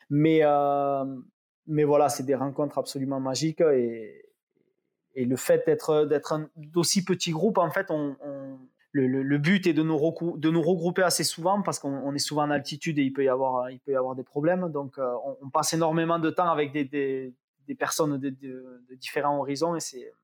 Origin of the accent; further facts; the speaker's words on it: south of France, France; pour moi, en tant que sudiste, si tu veux, le soleil, c'est 90% de la réussite d'un événement.